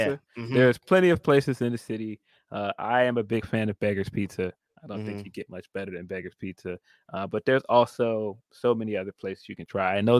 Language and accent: English; Chicago, Illinois, United States; as a Chicagoan